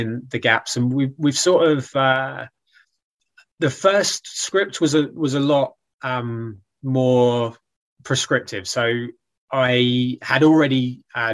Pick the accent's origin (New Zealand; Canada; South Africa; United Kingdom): United Kingdom; I'm like a British writer